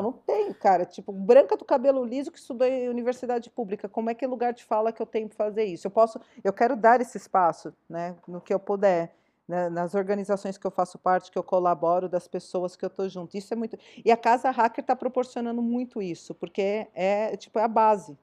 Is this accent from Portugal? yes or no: no; São Paulo, Brazil; Eu não sou de Campinas, eu sou de São Paulo